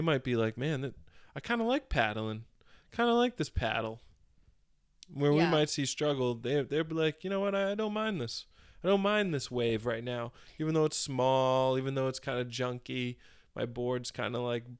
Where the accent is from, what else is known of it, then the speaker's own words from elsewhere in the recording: Methuen, Massachusetts, United States; I grew up in Methuen, Mass. And it's further away from the beach.